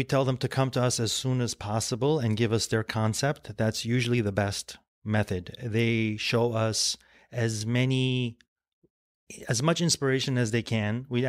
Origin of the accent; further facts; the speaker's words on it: Lebanon; born there; My family is, we're Armenian, we're of Armenian descent, and I was born in Lebanon, and there still is a factory in Lebanon.